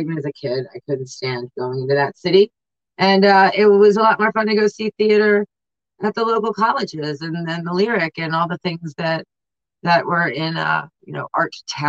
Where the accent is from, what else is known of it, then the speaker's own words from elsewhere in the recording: Baltimore, Maryland, United States; I grew up in Baltimore. We went to theater a lot.